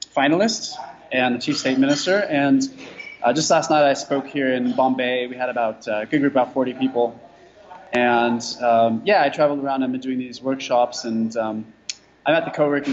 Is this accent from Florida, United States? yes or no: no; California, United States; moved away as an adult; I'm originally from California, but I've been a nomad